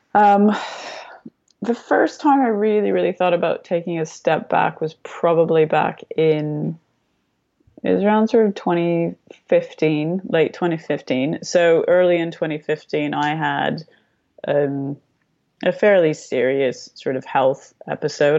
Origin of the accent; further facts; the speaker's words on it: Canada; also born or lived in Romania; I was born in Romania, not in Canada. Um, my parents defected when I was very young. We restarted in Canada with absolutely nothing